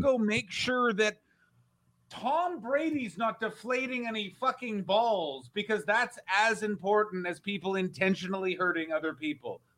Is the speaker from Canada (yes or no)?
yes; Canada; I'm Canadian